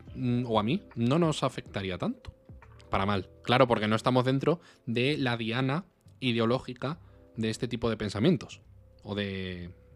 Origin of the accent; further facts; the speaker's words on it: Spain; como español